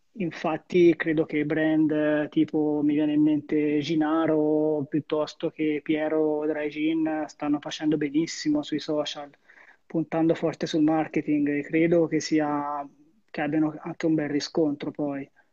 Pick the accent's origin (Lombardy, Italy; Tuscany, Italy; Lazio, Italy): Tuscany, Italy; Arezzo; un mio caro amico della mia città